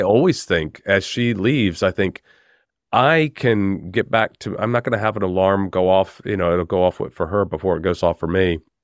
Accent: United States; now in United Kingdom; I'm an American, but I'm based in the U K

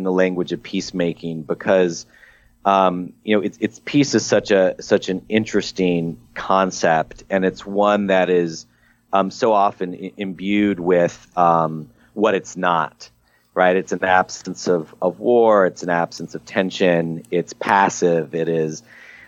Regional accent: Midwest, United States; an angry 14-year-old growing up in the Midwest

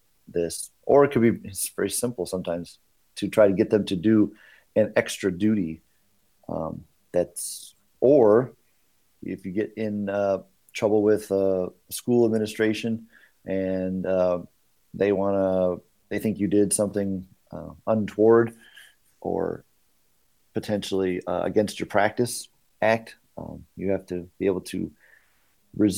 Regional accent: Michigan, United States; also born or lived in Northwest Indiana; now in Indiana, United States; I'm from Northwest Indiana. Originally grew up in Michigan.

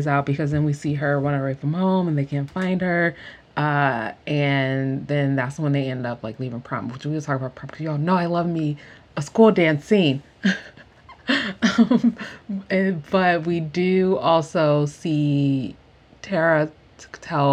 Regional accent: United States; being an American

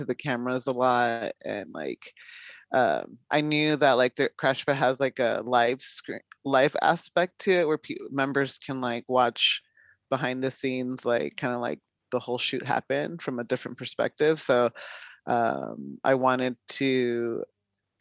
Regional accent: Long Beach, California, United States; moved away as an adult; now in San Francisco Bay Area, United States; I'm originally from Southern California, Long Beach area, but I moved up about 8 years ago up to the Bay

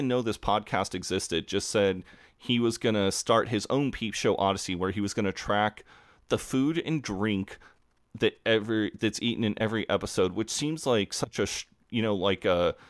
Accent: United States; As an American

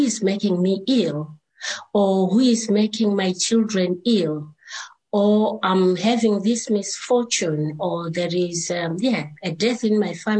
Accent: Zimbabwe; I was born in Zimbabwe in the rural areas where people believe in their traditions, and most people there believe in witch doctors and prophets

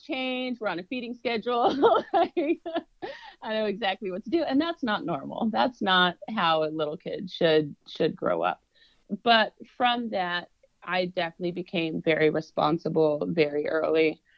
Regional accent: Raymore, Missouri, United States; moved away as an adult; also born or lived in Phoenix, Arizona / Kansas City, Missouri; now in Frisco, Texas, United States; I grew up in Raymore, Missouri, and Peculiar was right next to it

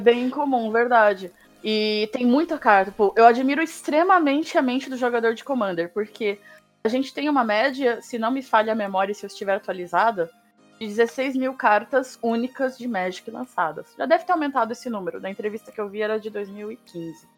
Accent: Santos, São Paulo, Brazil; moved away as an adult; also born or lived in Botucatu, São Paulo; Eu sou de Santos, eu nasci, eu cresci, nasci e cresci em Santos, no litoral de São Paulo, até os 20 anos de idade.

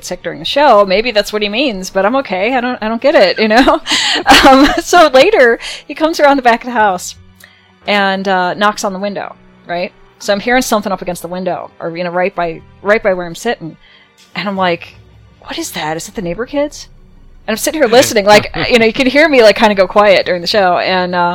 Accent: near Chicago, Illinois, United States; I grew up near Chicago

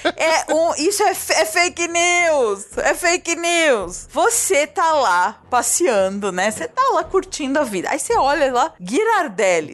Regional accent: São Paulo, Brazil; Quando eu era criança aqui em São Paulo

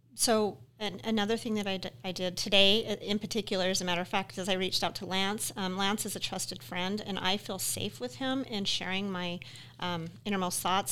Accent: Utah, United States; now in Wyoming, United States; I'm from Utah originally

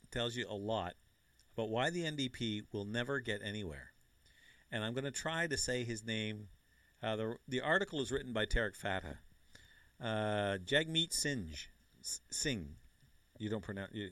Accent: Canada; I'm Canadian

